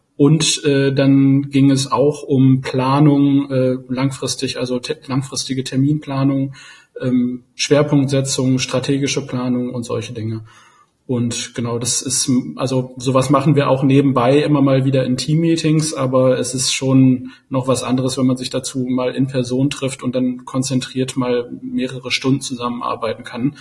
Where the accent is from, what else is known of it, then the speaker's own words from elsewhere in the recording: Osnabrück, Lower Saxony, Germany; now in Berlin, Germany; Ich komme gebürtig aus Osnabrück